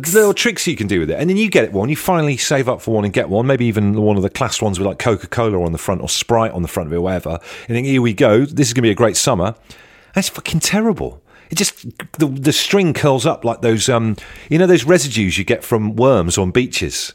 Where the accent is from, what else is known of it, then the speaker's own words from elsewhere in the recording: Devon, South West England, United Kingdom; I grew up in Devon by the beach